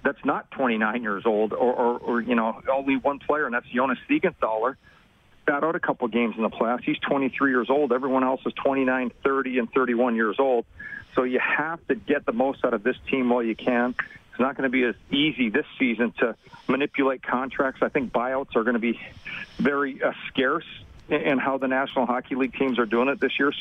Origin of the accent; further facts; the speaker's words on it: Dallas, Texas, United States; my hometown of Dallas